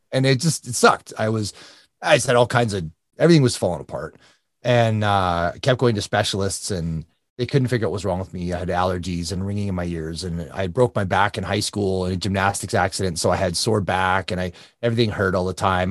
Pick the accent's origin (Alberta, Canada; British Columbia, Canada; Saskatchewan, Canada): Alberta, Canada; it's in Canada. So, um, Alberta, Canada, just north of Calgary